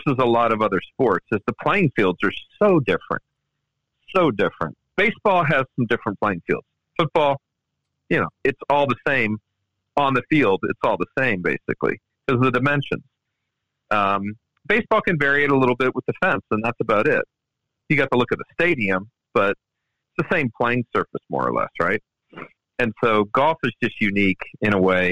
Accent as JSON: {"language": "English", "region": "Maryland DC area", "country": "United States", "tie": "born or raised there", "said": "I grew up in the Maryland DC area"}